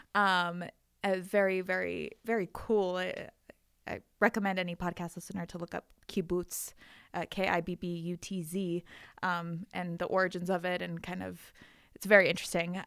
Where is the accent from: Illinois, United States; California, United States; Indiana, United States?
California, United States; Calabasas; moved away as an adult; also born or lived in Israel; now in Colorado, United States; I am from, um, a town called Calabasas, California.